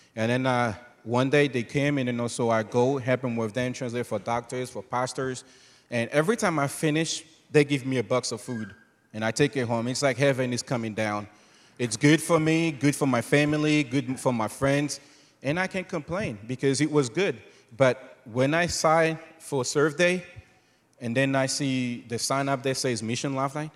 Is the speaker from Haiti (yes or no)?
yes; Haiti; moved away; also born or lived in Cabaret; born and raised in Haiti.